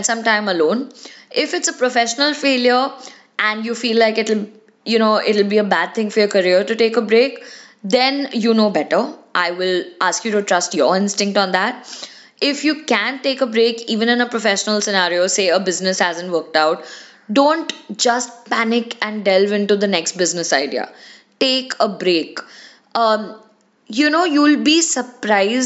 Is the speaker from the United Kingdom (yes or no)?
no; India; being Indian kids